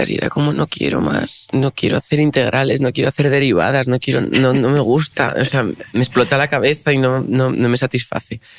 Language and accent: Spanish; Rodiezmo, Castile and León, Spain; En la casa donde estábamos de pequeños en, en Rodiezmo no había sofá ni había, había la cocina o un salón con sillas.